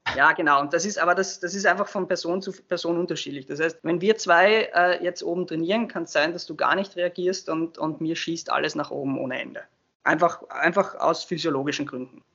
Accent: Austria; wir in Österreich

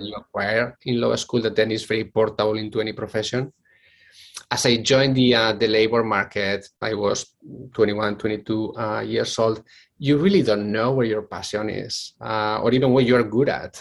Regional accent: Bilbao, Basque Country, Spain; accent: Spanish; English is a second language; moved away as an adult; I come from Spain, which probably you can guess from my very thick uh, Spanish uh, accent. Uh, so I'm originally from Bilbao.

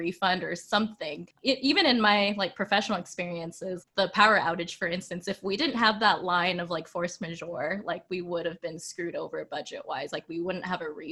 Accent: Sacramento, California, United States; moved away; back home, we're from Sacramento

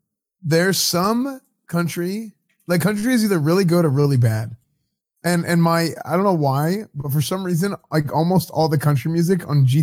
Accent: Texas, United States; Boy, I'm from Texas. I called it Iranian.

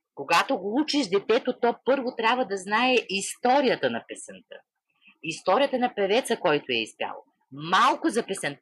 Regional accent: Vedrina, Dobrich Province, Bulgaria; моето родно село Ведрина

